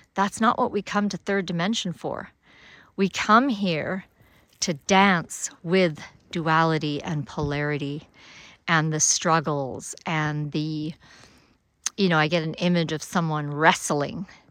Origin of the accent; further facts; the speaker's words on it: Alberta, Canada; moved away; also born or lived in Africa; I grew up in Alberta. I spent fifteen years of super cold winters down to minus forty.